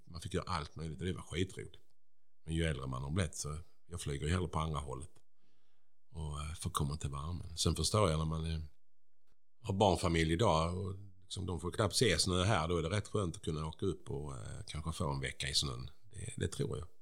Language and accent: Swedish; Bjäre, Skåne, Sweden; jag är ju från Bjära